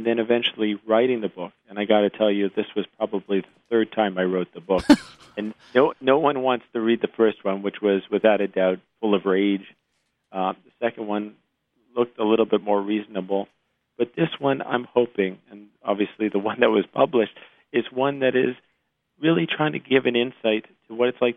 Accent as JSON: {"language": "English", "town": "Montreal", "region": "Quebec", "country": "Canada", "tie": "born or raised there", "moved": "as an adult", "lives_now": "United States", "said": "I grew up in Canada, my father's a gastroenterologist in Montreal, and having grown up in the Canadian system"}